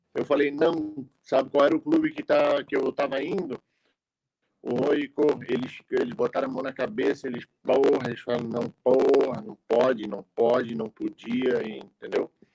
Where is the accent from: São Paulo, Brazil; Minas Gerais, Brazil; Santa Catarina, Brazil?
Santa Catarina, Brazil; Florianópolis; eu sou aqui de Florianópolis